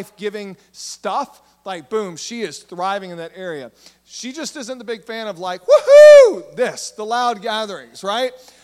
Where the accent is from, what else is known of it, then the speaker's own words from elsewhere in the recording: Southeast Texas, United States; we're in Southeast Texas, and I grew up in Southeast Texas